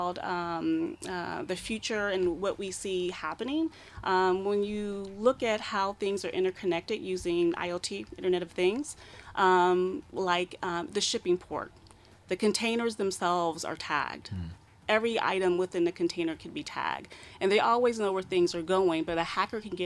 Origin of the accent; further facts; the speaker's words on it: United States; moved away; I'm from the States